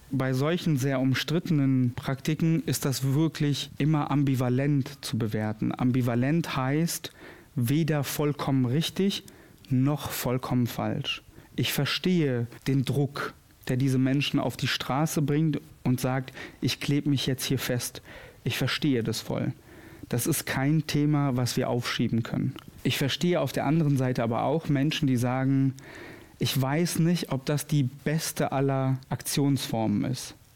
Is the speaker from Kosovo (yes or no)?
yes; Kosovo; now in Moers, Germany; Ich komme nämlich gebürtig aus dem Kosovo.